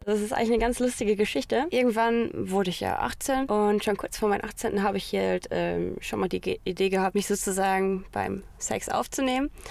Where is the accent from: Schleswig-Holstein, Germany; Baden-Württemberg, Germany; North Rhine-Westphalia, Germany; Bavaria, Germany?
North Rhine-Westphalia, Germany; Hamm; moved away as an adult; also born or lived in Paderborn; now in Italy; ich bin in Hamm geboren, geboren und aufgewachsen, 18 Jahre lang